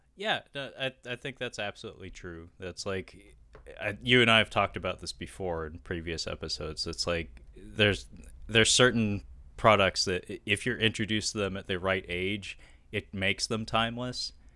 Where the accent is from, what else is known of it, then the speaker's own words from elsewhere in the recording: Seattle, Washington, United States; I was raised in Seattle in the Pacific Northwest